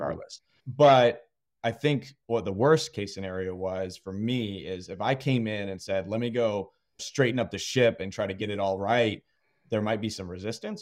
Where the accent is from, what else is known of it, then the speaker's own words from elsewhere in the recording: Austin, Texas, United States; moved away as an adult; also born or lived in Virginia; I'm actually born and raised in Austin